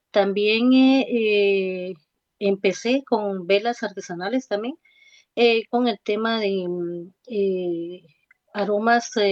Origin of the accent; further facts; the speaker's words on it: Oriente, Guatemala; accent: Oriente; sí, así me dicen que tengo que tengo acento de, Oriente.